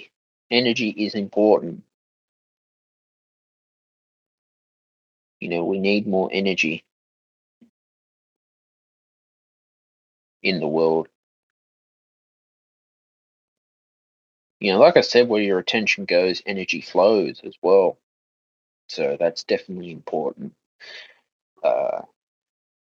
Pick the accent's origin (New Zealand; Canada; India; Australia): Australia